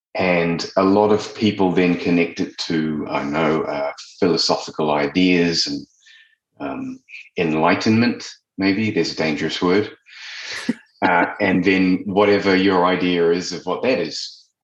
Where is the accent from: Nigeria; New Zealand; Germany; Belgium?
New Zealand; moved away; also born or lived in London; I'm originally from New Zealand and I left and I went and lived in London, like a lot of us